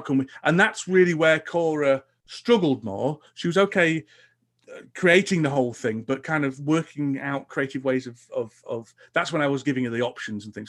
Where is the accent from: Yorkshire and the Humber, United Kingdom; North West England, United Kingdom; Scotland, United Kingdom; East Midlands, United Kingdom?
Yorkshire and the Humber, United Kingdom; Huddersfield; in Huddersfield, my hometown, I run